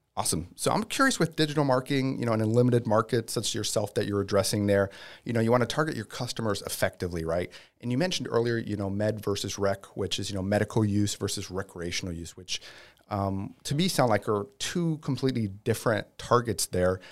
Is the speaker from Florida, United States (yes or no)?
yes; Tampa, Florida, United States; native, um, I don't know what we call ourselves, Tampians